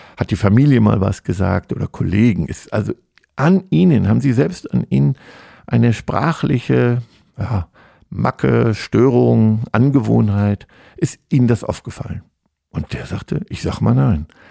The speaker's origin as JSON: {"language": "German", "country": "Germany", "said": "als Deutscher"}